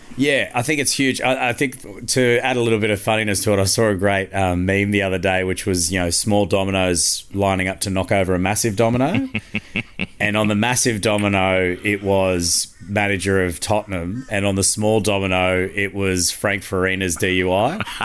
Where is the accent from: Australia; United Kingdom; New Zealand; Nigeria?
Australia; Queensland; I'm a Queenslander